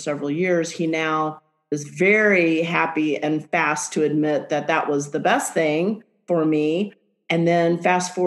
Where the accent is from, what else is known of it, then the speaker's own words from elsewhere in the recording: Texas, United States; moved away; also born or lived in Portland, Oregon; back to Texas, my home state